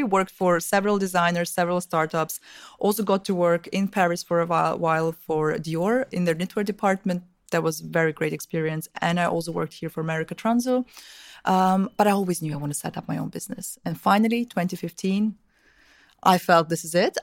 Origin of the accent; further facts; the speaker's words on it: Vienna, Austria; also born or lived in Russia; I'm originally from, uh, Russia, from, from the, back when I was born, it was still the U S S R. I'm young, but not that young. So, um, but I grew up in Austria, in Vienna.